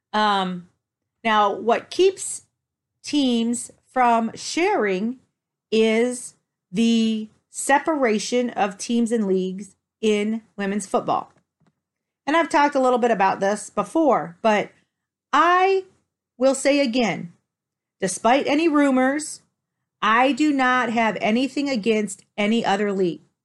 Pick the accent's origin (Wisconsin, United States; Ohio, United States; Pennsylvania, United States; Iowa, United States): Ohio, United States; Toledo; moved away; also born or lived in Dallas / Denver; I was originally from Toledo